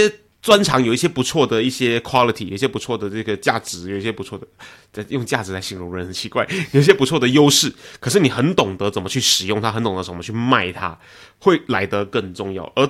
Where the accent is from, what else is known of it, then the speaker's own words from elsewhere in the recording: Taiwan; 我我来自台湾